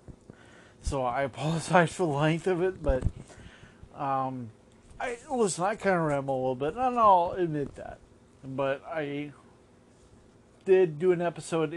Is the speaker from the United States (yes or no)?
yes; Las Vegas, Nevada, United States; now in Orlando, United States; born and raised in Las Vegas.